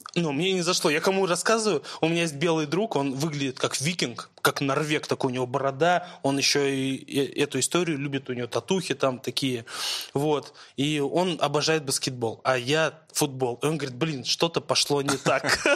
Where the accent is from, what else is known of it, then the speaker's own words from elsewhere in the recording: Moscow, Russia; я родился в Москве